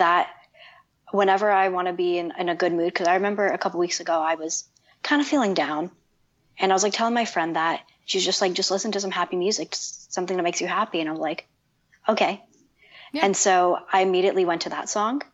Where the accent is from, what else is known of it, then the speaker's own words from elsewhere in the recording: Toronto, Ontario, Canada; I'm from Canada, Toronto